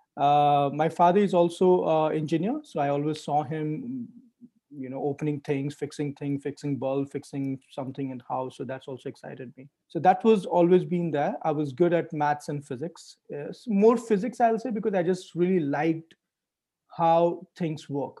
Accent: India; moved away as an adult; also born or lived in Europe; I grew up in India

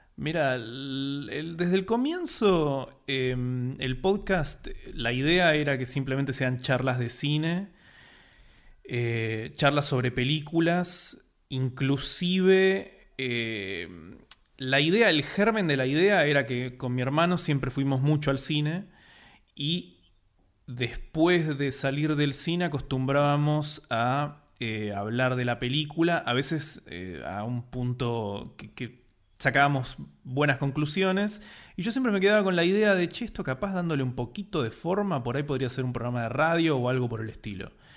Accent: Buenos Aires, Argentina; argentino, porteño, como les decimos acá a los que son de Buenos Aires

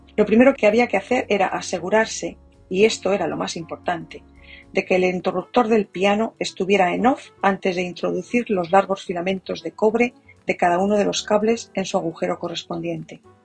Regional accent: Spain; now in United States; A partir de mañana habré vivido más tiempo en Estados Unidos que en mi país

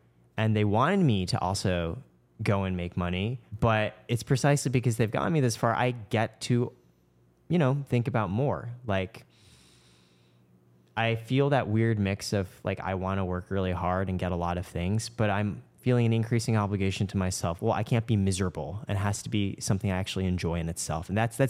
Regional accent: Canada; My parents are from Shanghai. I grew up initially in Canada.

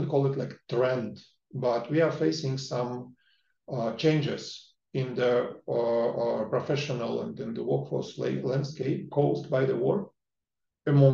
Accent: Russia; now in United Kingdom; I'm originally from Russia. I've been living in the UK for many years

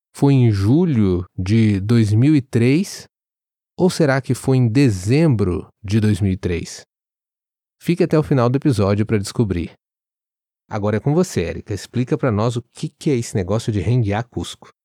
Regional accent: Brazil; now in Rio Grande do Sul, Brazil; nós somos brasileiros e ainda estamos aprendendo o gauchês

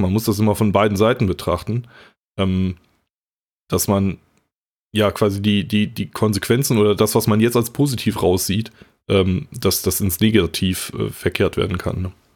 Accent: North Rhine-Westphalia, Germany; ich komme ja aus NRW

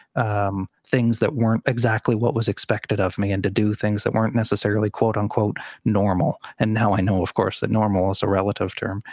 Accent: Sydney, Nova Scotia, Canada; moved away as an adult; my, uh, small hometown of Sydney, Nova Scotia

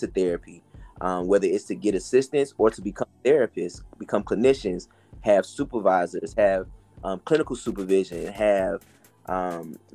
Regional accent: Fayetteville and Wilmington, North Carolina, United States; also born or lived in Atlanta, Georgia; now in Charlotte, United States; growing up in Atlanta, growing up between Fayetteville and Wilmington, North Carolina, which is where my maternal family is from, where I lived, growing up till I moved to Charlotte

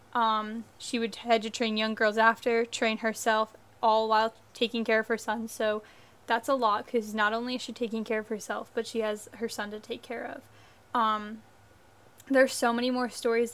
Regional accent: United States; I am American

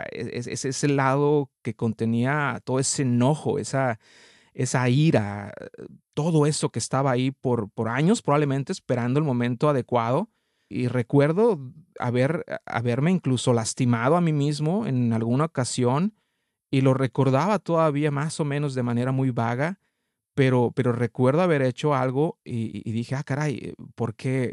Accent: Mexico; now in Canada; soy mexicano, radico actualmente en, en Canadá

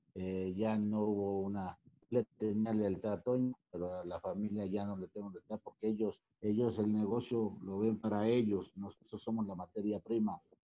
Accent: Veracruz, Mexico; moved away as an adult; also born or lived in Xalapa, Veracruz / Mexico City; yo soy de Veracruz, yo nací en Veracruz, pero estudié en Jalapa, Veracruz

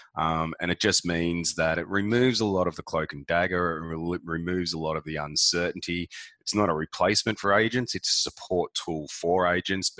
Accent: Melbourne, Victoria, Australia; also born or lived in Gold Coast; Melbourne, in the eastern suburbs, outer eastern suburbs of Melbourne. So I've always been a suburban boy

